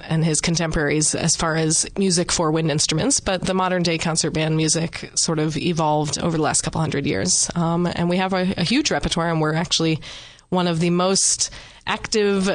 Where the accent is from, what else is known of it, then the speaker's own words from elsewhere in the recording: Northern Virginia, United States; moved away as an adult; now in Delaware, United States; we're from the Northern Virginia, D.C. suburbs